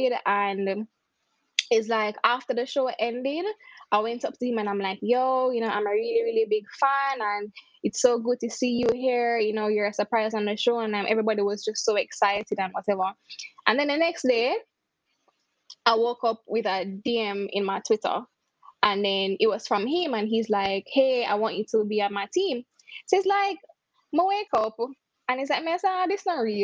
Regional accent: Mandeville, Manchester, Jamaica; moved away; also born or lived in Kingston, Jamaica; I'm from Mandeville, Manchester. That's a country in Jamaica. And then I moved to Kingston, which is the city.

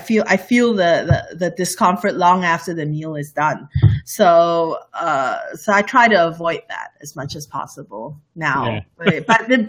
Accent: Malaysia; English is a second language; I love spicy food. Malaysia food is all about spicy food. I grew up around Indian food and Malay food and Indonesian food.

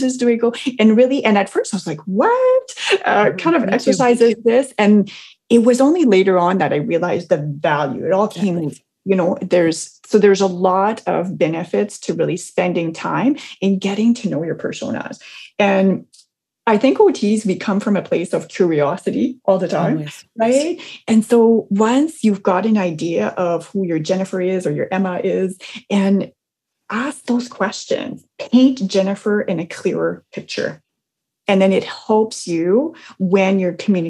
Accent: New Brunswick, Canada; moved away; It takes us 12 hours to go to my hometown in New Brunswick

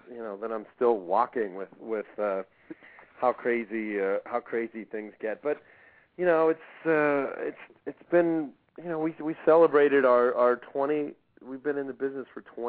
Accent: Pittsburgh, Pennsylvania, United States; I grew up in Pittsburgh

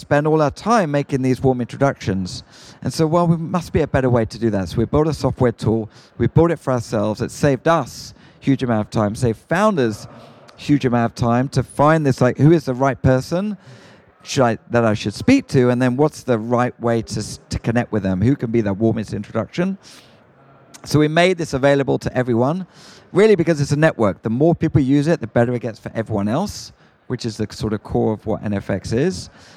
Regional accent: United Kingdom; moved away as an adult; now in United States; as a Brit

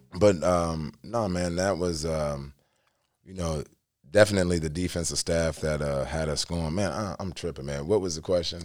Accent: New Philadelphia, Ohio, United States; moved away; I'm from New Philadelphia

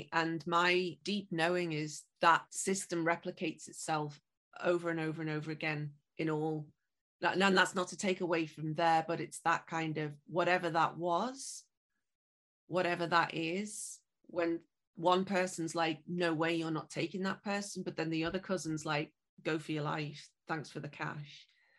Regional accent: Liverpool, North West England, United Kingdom; And those ships then went on to my hometown of Liverpool.

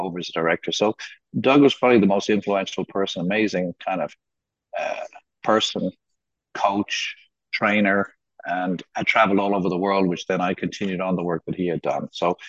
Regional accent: Jamaica; also born or lived in South America / United States / London; now in Kazakhstan; I was born in South America. I grew up in Jamaica. I studied in the States. I live in London and I'm Irish passport holder.

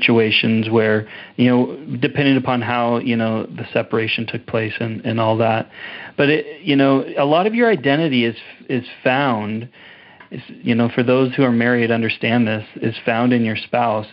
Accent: Portland, Oregon, United States; moved away as an adult; also born or lived in Redding, California; now in Canada; I was born in Redding, California, and then my mom moved to Portland, Oregon. So I grew up in Portland

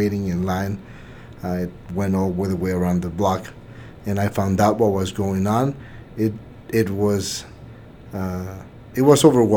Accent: Mexico; now in El Paso, United States; I'm not originally from El Paso. I was born and raised in Mexico

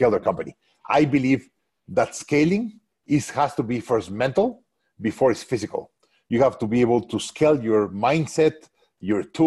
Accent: Mexico; moved away as an adult; also born or lived in Hong Kong; now in Austin, United States; the best place that I could be an entrepreneur is back in my home country. So I went back to Mexico

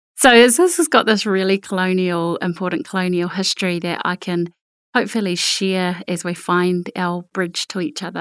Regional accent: Te Kūiti, Waikato, New Zealand; also born or lived in Tolaga Bay; I grew up in Tikuiti, or Tekuori, or Tokori

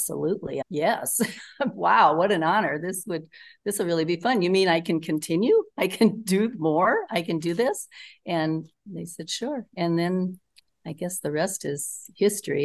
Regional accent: Northeast Nebraska, United States; I'm from Northeast Nebraska. I grew up on a farm with six brothers

